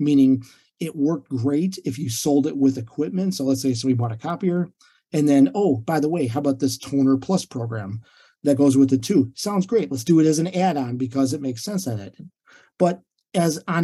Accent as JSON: {"language": "English", "region": "Illinois", "country": "United States", "tie": "born or raised there", "moved": "as an adult", "lives_now": "Treasure Coast, Florida, United States", "said": "living in and growing up in Illinois"}